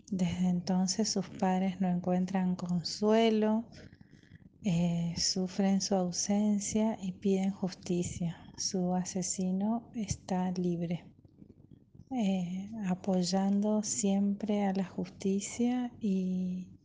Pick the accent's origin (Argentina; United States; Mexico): Argentina; Villa Ángela, Chaco; soy de Villa Ángela, Chaco.